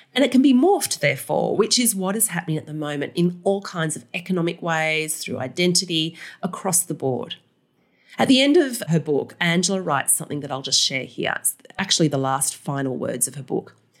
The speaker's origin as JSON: {"language": "English", "country": "Australia", "said": "as an Australian"}